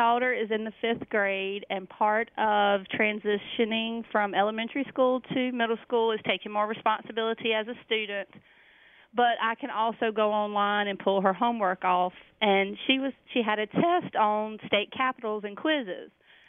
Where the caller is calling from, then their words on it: Macon, North Carolina, United States; Calling from Warrenton, North Carolina. Actually Macon, sorry.